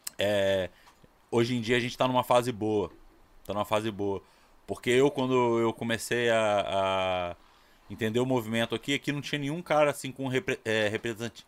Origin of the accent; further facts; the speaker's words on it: Ouro Preto, Minas Gerais, Brazil; moved away as an adult; Eu sou de Minas, cara. Eu sou de Ouro Preto. Eu mudei pra cá em 2000, 2000